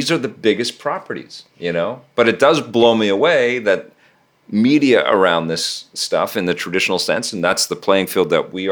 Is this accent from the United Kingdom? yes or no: no; Mexico; I grew up in Mexico for a few, and he was like that was my character.